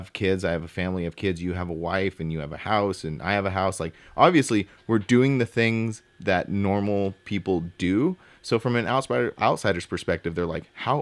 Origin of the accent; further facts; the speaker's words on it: Southern California, United States; I'm from Southern California